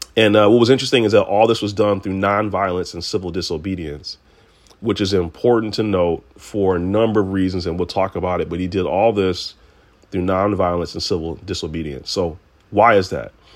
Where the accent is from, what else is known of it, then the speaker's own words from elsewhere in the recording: Detroit, Michigan, United States; I'm from Detroit.